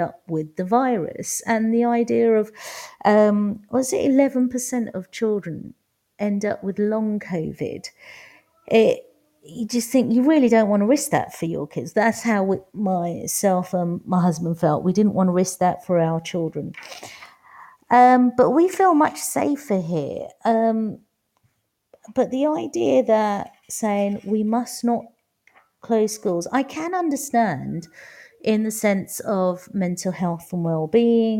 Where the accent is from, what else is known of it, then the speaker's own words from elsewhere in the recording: London, United Kingdom; I grew up in East London. Every school I went to was across the road